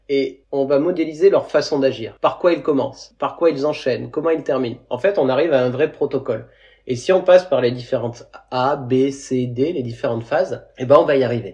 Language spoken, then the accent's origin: French; Creuse, Nouvelle-Aquitaine, France; moved away; also born or lived in Montpellier / Seychelles; la Creuse, d'où est originaire mon frère et moi aussi